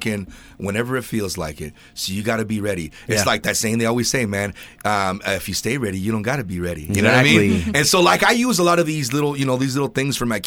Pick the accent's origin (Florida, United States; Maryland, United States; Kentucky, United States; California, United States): California, United States; Ventura; I'm from Ventura, so we're like, you know, we're down in Southern California